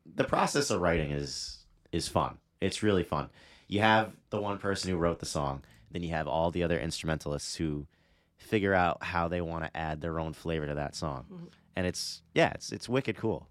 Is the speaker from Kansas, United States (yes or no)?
no; Middletown, Rhode Island, United States; also born or lived in Newport, Rhode Island; I was born in Newport. I've lived my whole life in Middletown, which is the town right next to Newport.